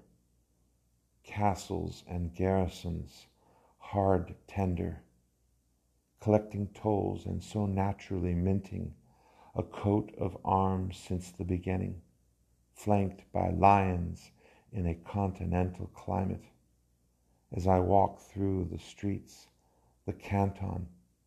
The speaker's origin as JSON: {"language": "English", "region": "Alabama", "country": "United States", "tie": "born or raised there", "said": "I was growing up in Alabama at the time."}